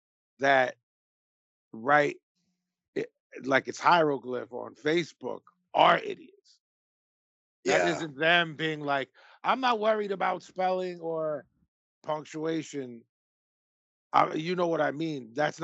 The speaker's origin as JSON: {"language": "English", "town": "Philadelphia", "region": "Pennsylvania", "country": "United States", "said": "We're from Philly."}